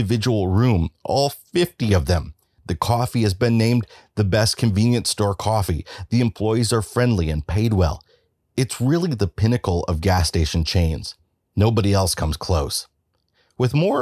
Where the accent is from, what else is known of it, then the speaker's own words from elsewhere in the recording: Midwest, United States; I'm from the Midwest, where if there's a convenience store chain that rises above all others, it's probably Quick Trip